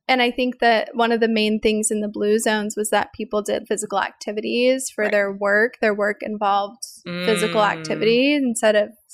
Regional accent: the Ozarks, United States; I grew up in the Ozarks. So the Ozarks are really all these beautiful big trees everywhere. And the neighborhood that I lived in, we just had trees on all the streets.

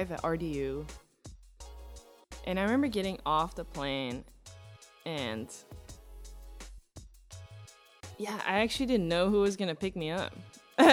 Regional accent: Antwerp, Flanders, Belgium; English is a second language; moved away as an adult; now in United States; I grew up in Belgium, in a town called Antwerp.

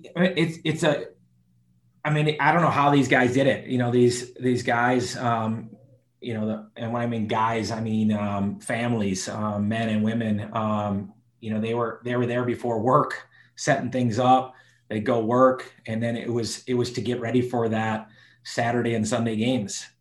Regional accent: Milwaukee, Wisconsin, United States; moved away as an adult; now in Charlotte, United States; I grew up in Milwaukee, Milwaukee, Wisconsin.

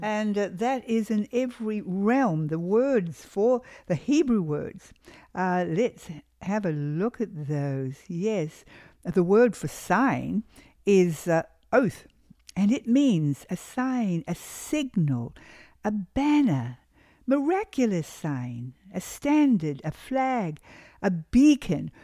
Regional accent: New Zealand; moved away; we come from New Zealand, a sheep country, and of course, shearing is a big industry back in my country of New Zealand.

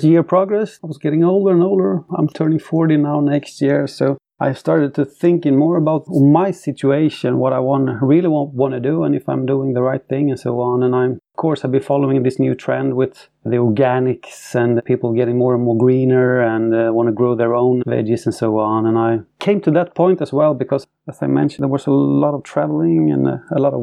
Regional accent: Sweden; I'm from Sweden, born and raised.

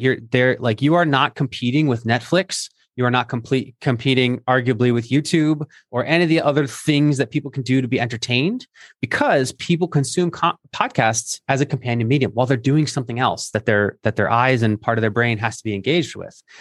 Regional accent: Philadelphia, Pennsylvania, United States; moved away; my home city of Philadelphia. where I used to live.

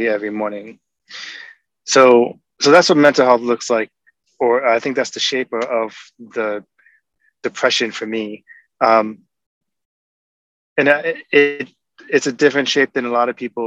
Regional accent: New York, United States; now in Seattle, United States; I live in Seattle. I'm from New York

